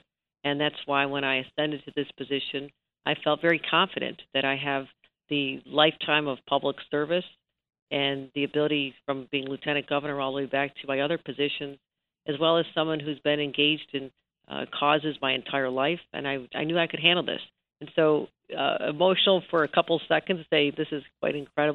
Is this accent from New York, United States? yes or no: yes; Buffalo, New York, United States; I was a young girl growing up in Buffalo